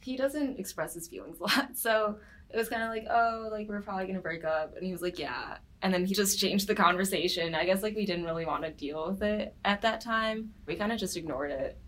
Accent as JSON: {"language": "English", "town": "Farmington Hills", "region": "Michigan", "country": "United States", "said": "I'm from Farmington Hills, Michigan"}